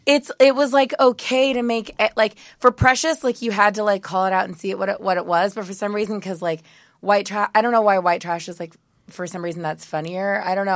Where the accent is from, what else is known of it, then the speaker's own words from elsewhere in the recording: Modesto, California, United States; I'm from Modesto, California